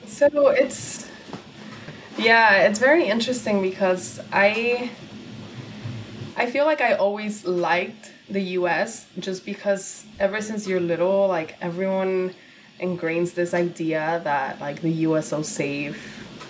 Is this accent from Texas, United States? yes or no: yes; Laredo, Texas, United States; English is a second language; moved away as an adult; also born or lived in Guadalajara, Jalisco, Mexico; now in New York City, United States; I grew up in Laredo, Texas